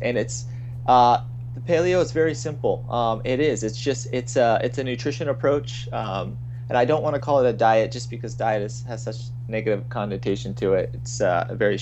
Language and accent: English; Virginia, United States; moved away as an adult; now in California, United States; around the age of 20, I would say, I left my hometown in Virginia to come out in to California